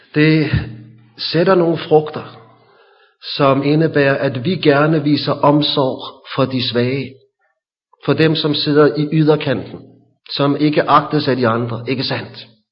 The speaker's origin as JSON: {"language": "Danish", "town": "Hillerød", "region": "Capital Region of Denmark", "country": "Denmark", "tie": "born or raised there", "said": "Da jeg var barn i Hillerød"}